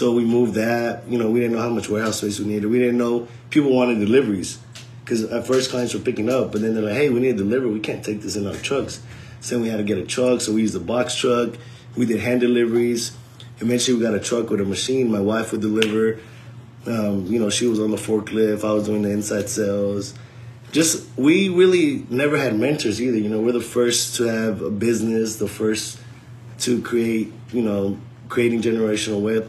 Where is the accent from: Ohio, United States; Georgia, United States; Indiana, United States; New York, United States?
Georgia, United States; also born or lived in California; moved to Georgia